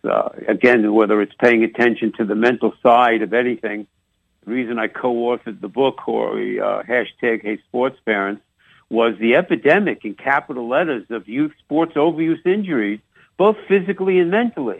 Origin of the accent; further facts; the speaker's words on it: New York, United States; accent: New York; also born or lived in Chicago; mixing in a little on New York accent